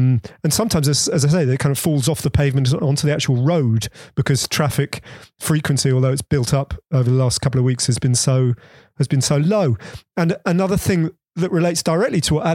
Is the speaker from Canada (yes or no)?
no; Bedford, East of England, United Kingdom; born or raised there